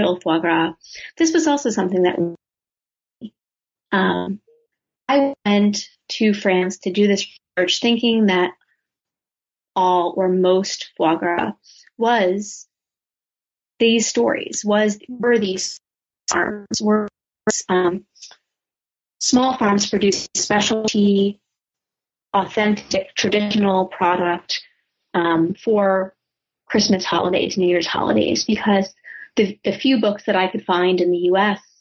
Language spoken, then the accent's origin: English; United States; as an American, as a woman at that point in my late 20s